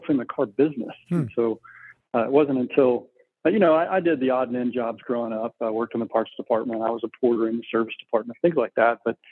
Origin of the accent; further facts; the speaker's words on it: Texas, United States; Born and raised in Texas